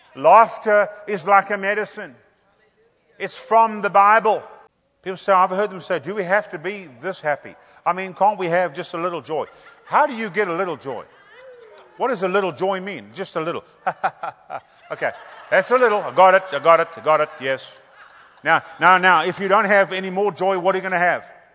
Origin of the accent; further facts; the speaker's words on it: South Africa; growing up in Pentecost, we saw some great moves of God. I mean, we, we had some ministers that, that would come through our churches we had in South Africa